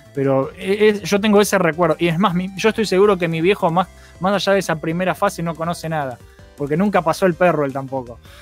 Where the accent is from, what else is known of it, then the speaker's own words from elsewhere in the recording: Buenos Aires, Argentina; somos todos de Buenos Aires